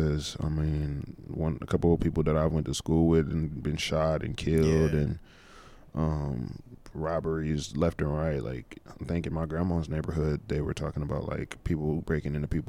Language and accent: English; Louisiana, United States; now in Burlington, United States; Because I'm from Louisiana, so you know, yeah. I've been here about 13 years now